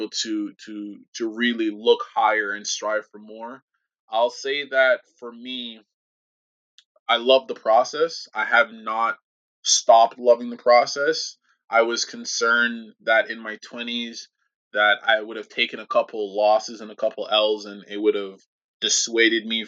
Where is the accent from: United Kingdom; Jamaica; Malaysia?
Jamaica; moved away; I grew up in Jamaica country